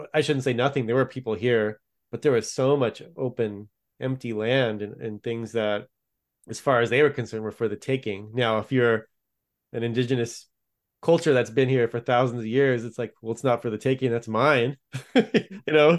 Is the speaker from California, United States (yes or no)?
yes; California, United States; I grew up in California